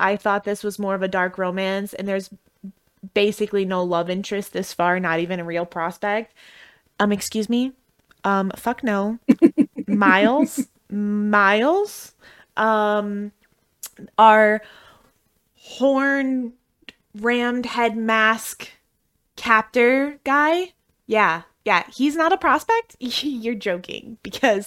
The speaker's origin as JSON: {"language": "English", "region": "Midwest", "country": "United States", "accent": "Midwestern", "said": "I'm from the Midwest"}